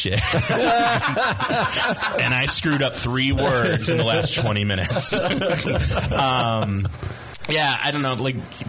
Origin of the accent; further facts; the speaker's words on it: St. Louis, Missouri, United States; I'm from South St. Louis City. I just want to throw that out. I may have been born at St. Mary's